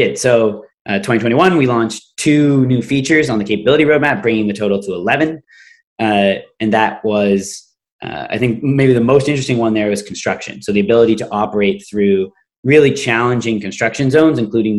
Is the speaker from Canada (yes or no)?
yes; Canada; I'm Canadian